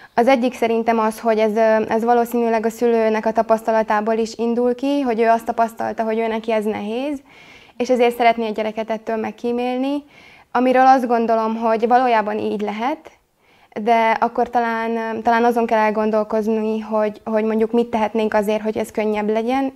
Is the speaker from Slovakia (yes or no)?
yes; Slovakia; kisebbségi magyarként élünk Szlovákiában